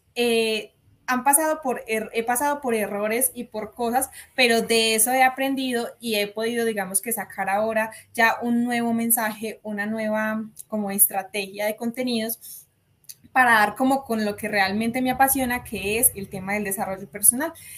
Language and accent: Spanish; Colombia; yo soy de Colombia